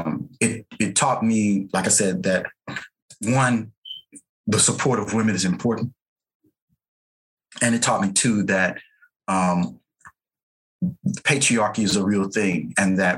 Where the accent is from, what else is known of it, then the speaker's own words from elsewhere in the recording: St. Louis, Missouri, United States; I grew up in St. Louis, Missouri